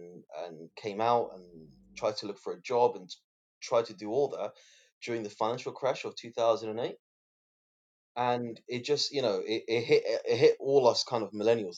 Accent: London, United Kingdom; also born or lived in Qatar / Somaliland; So we came to London. I was about 2 years old when I first came here. We moved into a bedsit in Paddington. So then after that, we were moved to Islington

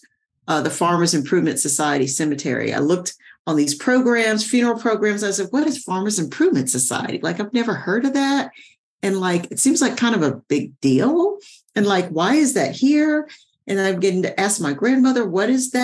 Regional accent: Sugar Land, Texas, United States; I was born in Sugar Land, Texas. I'm originally a Texan

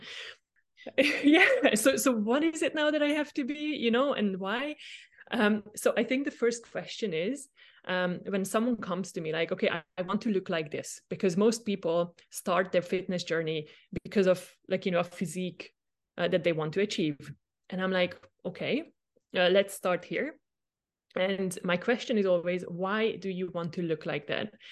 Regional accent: Hungary; moved away as an adult; also born or lived in Austria; Do I go back home, uh, to Hungary? I am from Hungary

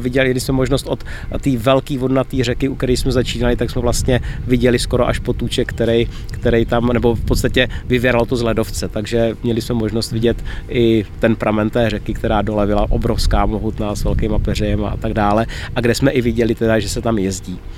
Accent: Czechia

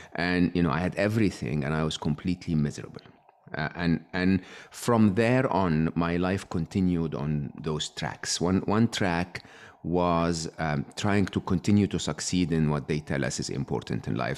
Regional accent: Egypt; I was born and raised in Egypt

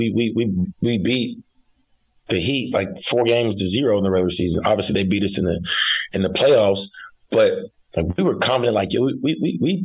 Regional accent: Fayetteville, Arkansas, United States; I'm from Fayetteville, Arkansas. Went to Fayetteville High School, went to the University of Arkansas, which is in Fayetteville, and now coaching at the University of Arkansas.

